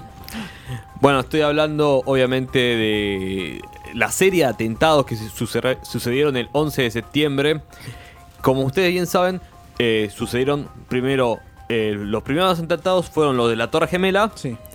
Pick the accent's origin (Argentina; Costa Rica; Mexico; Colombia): Argentina